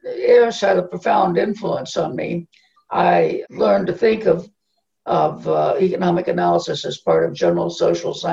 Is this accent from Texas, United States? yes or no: yes; Southwest Texas, United States; moved away; also born or lived in Tennessee; I grew up in Southwest Texas in a very, very, very small town